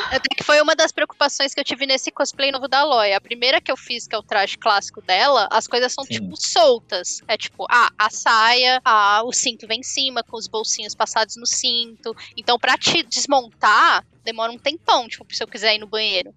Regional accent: Brazil

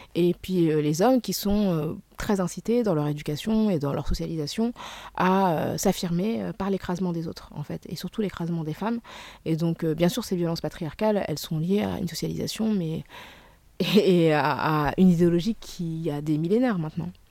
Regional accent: Senegal; du Sénégal, qui est mon pays d'origine

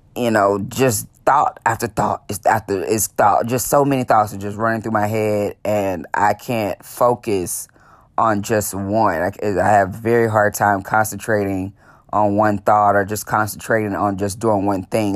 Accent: Dallas, Texas, United States; born and raised in Dallas, Texas

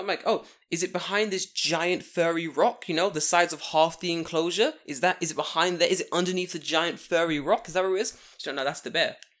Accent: London, United Kingdom; moved away as an adult; now in Japan; I'm from London

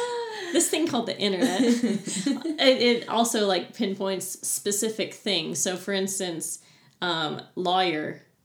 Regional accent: Arkansas, United States; moved away as an adult; also born or lived in Little Rock, Arkansas; growing up in Arkansas, like the northwest portion

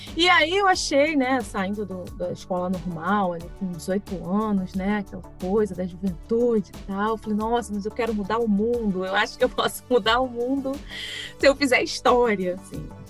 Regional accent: Niterói, Rio de Janeiro, Brazil; eu nasci e cresci em Niterói

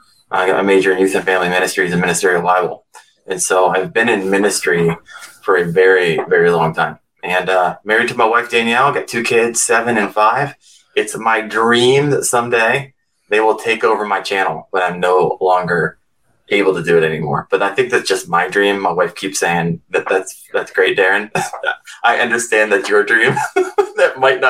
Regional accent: Northeast Ohio, United States; I'm from Northeast Ohio

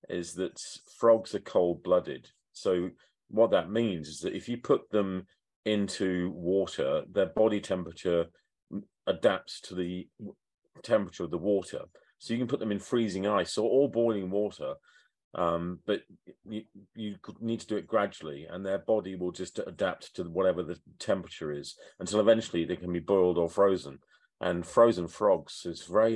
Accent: United Kingdom; I'm British, European, a global citizen

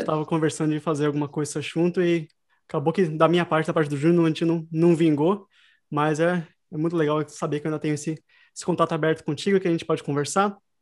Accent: Sorocaba, São Paulo, Brazil; now in Dublin, Ireland; Eu sou de Sorocaba, no Brasil

